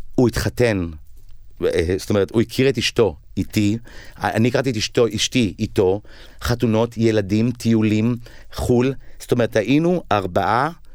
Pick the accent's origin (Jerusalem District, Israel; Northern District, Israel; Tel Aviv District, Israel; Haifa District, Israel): Tel Aviv District, Israel; Tel Aviv; also born or lived in Ramat HaSharon; גדלתי בסביבה הזו של כיכר המדינה